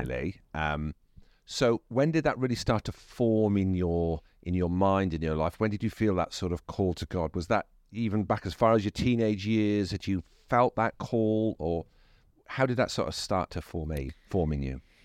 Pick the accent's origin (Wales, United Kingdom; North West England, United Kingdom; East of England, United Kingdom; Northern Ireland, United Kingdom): Wales, United Kingdom; I'm Welsh